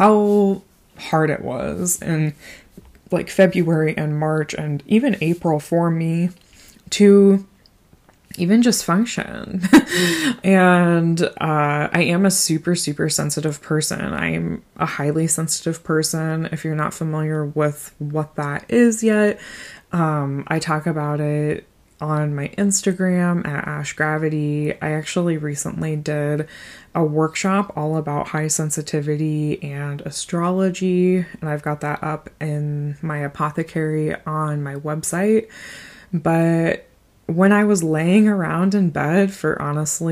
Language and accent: English; Des Moines, Iowa, United States; also born or lived in Mount Vernon, Iowa; We're both from the Des Moines area originally